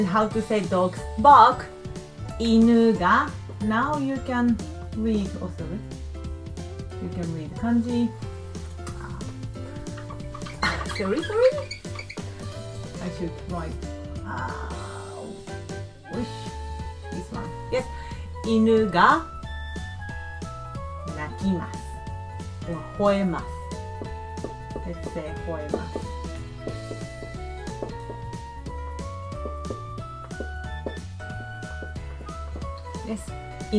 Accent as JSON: {"language": "English", "country": "Japan", "tie": "born or raised there", "second_language": "English", "moved": "as an adult", "lives_now": "United Kingdom", "said": "When I was in Japan"}